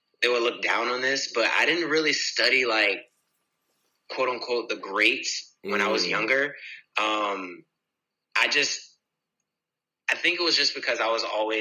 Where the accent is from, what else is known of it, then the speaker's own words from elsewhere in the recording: Virginia Beach, Virginia, United States; also born or lived in Jacksonville, Florida / Woodbridge, Virginia; When I was born, I was in Florida. And from there, I went to Virginia Beach, and that's where I was raised.